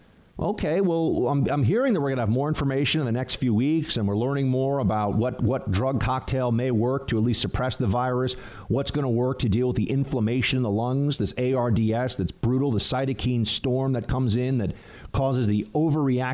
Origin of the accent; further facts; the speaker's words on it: New York, United States; I'm a New Yorker